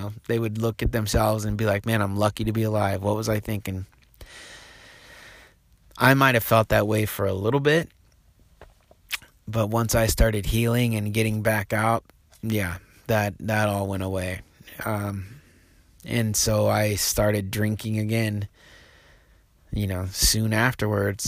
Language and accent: English; Reedsport, Oregon, United States; also born or lived in Apache Junction, Arizona / Boise, Idaho; now in Portland, United States; I grew up in Reed's Port, Oregon, which is a little logging community down on the coast, about 5,000 people